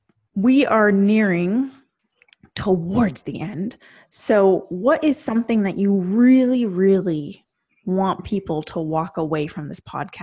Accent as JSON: {"language": "English", "country": "Canada", "said": "I'm Canadian"}